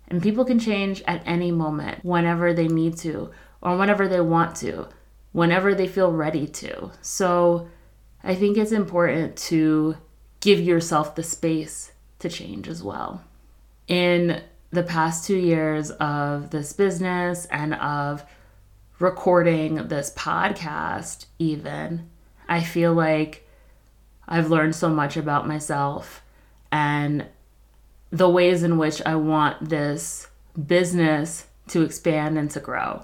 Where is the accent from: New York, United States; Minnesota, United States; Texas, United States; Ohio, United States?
New York, United States; also born or lived in Philadelphia, United States; now in Colorado, United States; I grew up in New York